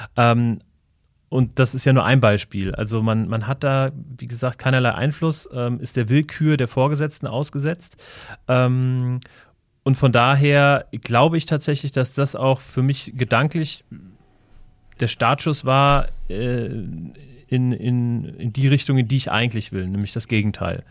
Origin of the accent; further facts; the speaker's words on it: near Wiesbaden, Hesse, Germany; ich bin ähm, bei Wiesbaden groß geworden, ähm, in einem sehr, ähm, ja, in, in, einem kleinen Ort, würde ich sagen, ähm, so 20 Kilometer von Wiesbaden entfernt.